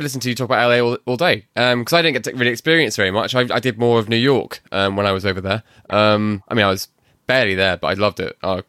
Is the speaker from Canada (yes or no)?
no; Bury, North West England, United Kingdom; accent: Manc; I'm from Manchester, in Bury.